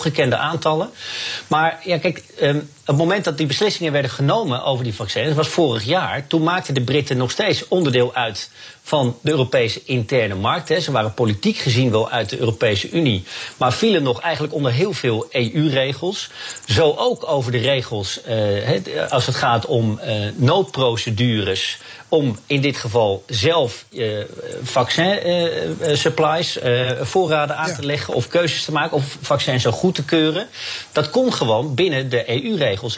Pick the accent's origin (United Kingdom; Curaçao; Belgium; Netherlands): United Kingdom; Dus dat voel je hier als, als, als Brit wel.